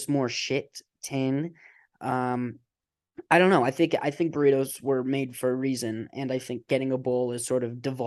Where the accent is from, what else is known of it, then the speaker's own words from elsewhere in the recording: Colorado, United States; Growing up in Colorado